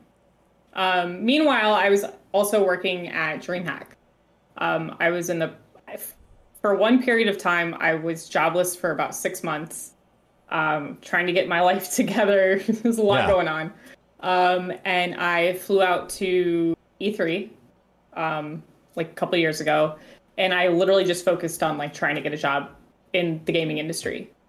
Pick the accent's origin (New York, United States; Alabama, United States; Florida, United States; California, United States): Florida, United States; moved away as an adult; now in Michigan, United States; I'm originally from Florida.